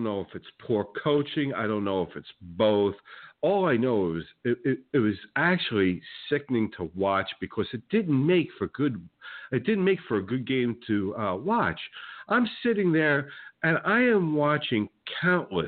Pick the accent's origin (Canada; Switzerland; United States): United States; New Jersey; now in Florida, United States; I grew up in New Jersey and was a Knicks fan